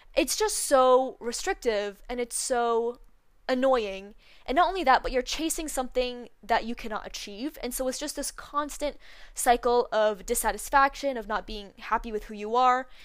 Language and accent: English; Canada; where I live, 'cause I'm from Canada